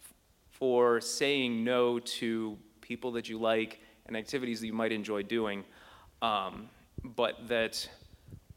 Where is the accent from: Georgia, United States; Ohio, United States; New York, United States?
Ohio, United States; Youngstown; now in Columbus, United States; I'm from Youngstown originally.